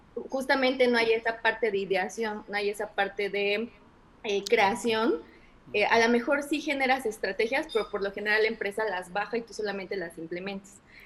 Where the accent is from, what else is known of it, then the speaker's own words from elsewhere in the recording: Orizaba, Veracruz, Mexico; moved away as an adult; also born or lived in Culiacán / Querétaro; en mi ciudad natal, en Orizaba